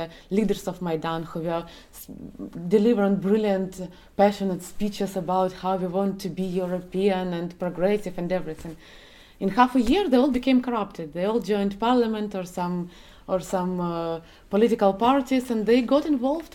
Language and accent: English; Donetsk, Donetsk Oblast, Ukraine; I'm from Donetsk